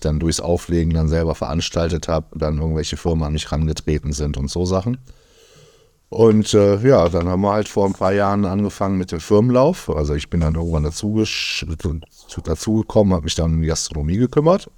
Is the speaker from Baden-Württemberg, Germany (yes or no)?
no; Düsseldorf, North Rhine-Westphalia, Germany; wir kommen halt beide aus Düsseldorf